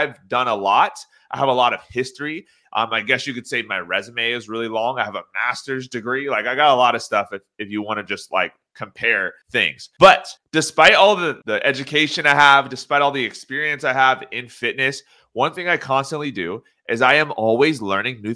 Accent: Orange County, California, United States; I am from Orange County, California

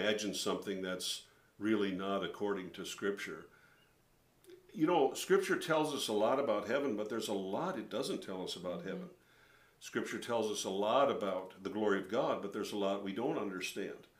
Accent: St. Paul Park, Minnesota, United States; I grew up in St. Paul Park, Minnesota, which is a suburb of St. Paul, Minnesota, Twin Cities area

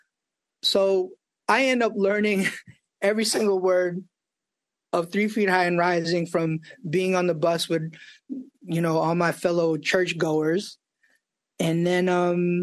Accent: New York City, New York, United States; I grew up in New York

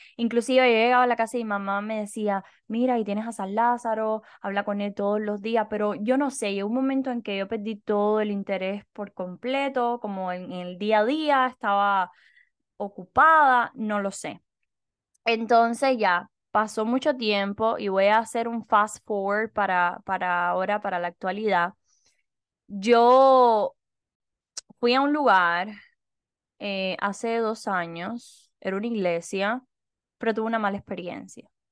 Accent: Cuba; moved away; Nosotras dos somos cubanas

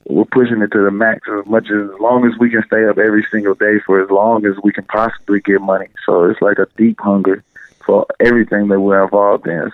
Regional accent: Austin, Texas, United States; moved away as an adult; now in Los Angeles, United States; We're from Texas, out of Austin.

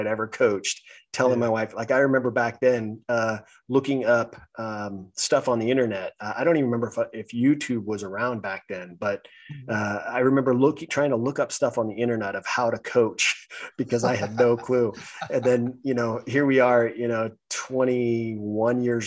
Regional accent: California, United States; I'm born and raised in California.

